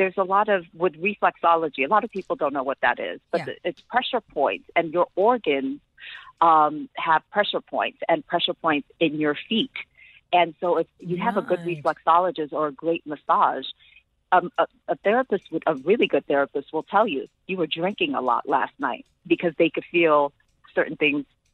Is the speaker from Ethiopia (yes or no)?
yes; Ethiopia; moved away; also born or lived in New York, United States / South Africa; I was born and raised in Ethiopia